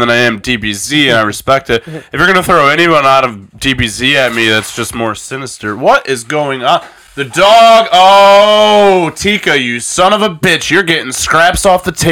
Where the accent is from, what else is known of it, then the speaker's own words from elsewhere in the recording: Ecorse, Michigan, United States; I grew up in Ecorse